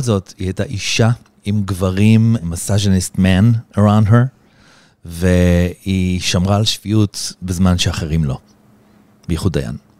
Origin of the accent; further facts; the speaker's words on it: Israel; now in Los Angeles, United States; אני ישראלי